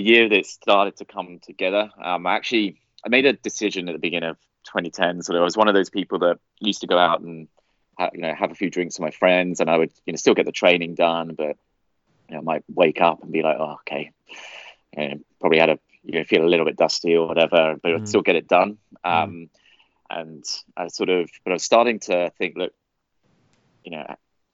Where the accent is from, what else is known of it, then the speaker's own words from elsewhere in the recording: United Kingdom; moved away as an adult; also born or lived in Sydney, Australia; being British